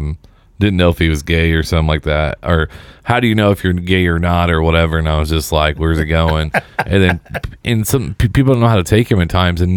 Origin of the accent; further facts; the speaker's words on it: Seymour, Indiana, United States; me and Griff are from the same hometown. Oh, really? We're both from Seymour.